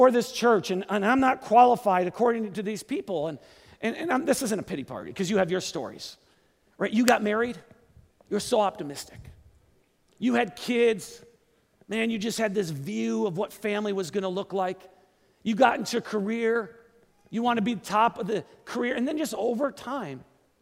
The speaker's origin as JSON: {"language": "English", "town": "Kenosha", "region": "Wisconsin", "country": "United States", "tie": "born or raised there", "also_born_or_lived": "Seattle", "said": "moved back to my hometown to start a church in my hometown. Great Lakes Church"}